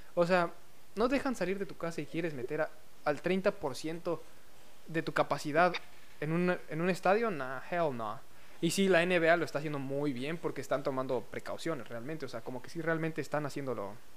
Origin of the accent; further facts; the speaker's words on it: Mexico; somos mexicanos